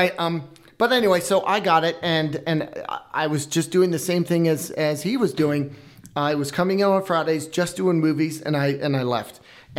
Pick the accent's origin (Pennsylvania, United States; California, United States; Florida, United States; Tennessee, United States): Pennsylvania, United States; moved away as an adult; also born or lived in Southern Utah; No, I'm from Pennsylvania.